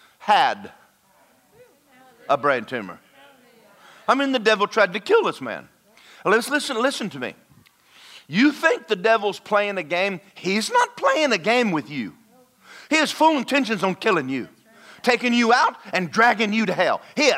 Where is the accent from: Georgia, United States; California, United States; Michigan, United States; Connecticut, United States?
Georgia, United States; now in Florida, United States; I am from Georgia.